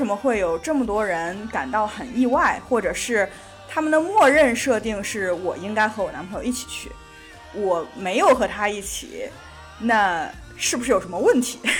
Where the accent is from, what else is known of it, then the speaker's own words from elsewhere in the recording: China; now in United States; 我作为一个中国人，我也没有过圣诞的传统，